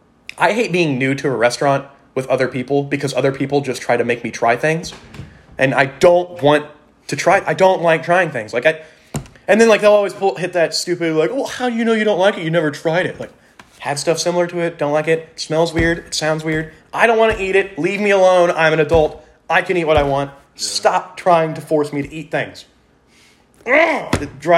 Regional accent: Texas, United States; I'm from Texas. We're all from Texas

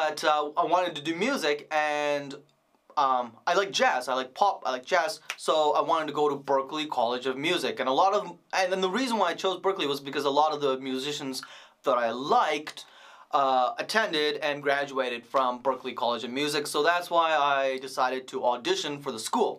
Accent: Vancouver, British Columbia, Canada; I grew up in Vancouver

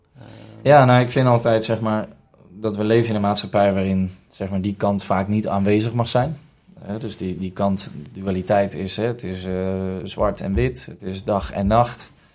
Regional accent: Rotterdam, South Holland, Netherlands; also born or lived in Hilversum; geboren in Hilversum en getogen in Rotterdam. Daar kom ik ook vandaan.

